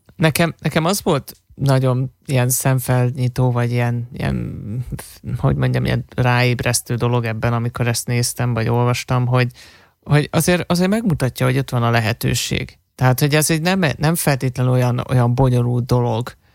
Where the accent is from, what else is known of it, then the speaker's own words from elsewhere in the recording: Hungary; fehér vagyok, meg magyar vagyok, magyarul beszélek